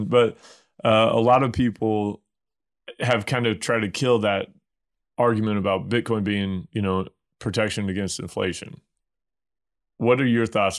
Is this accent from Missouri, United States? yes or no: yes; Missouri, United States; I'm from Bumpkin, Missouri